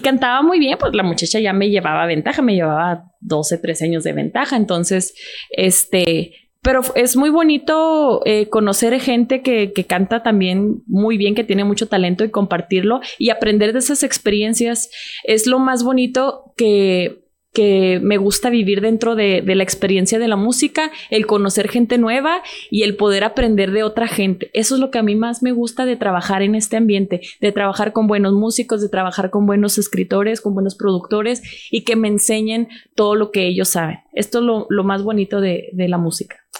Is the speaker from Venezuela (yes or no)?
no; Ciudad Juárez, Chihuahua, Mexico; yo soy de Ciudad Juárez, Chihuahua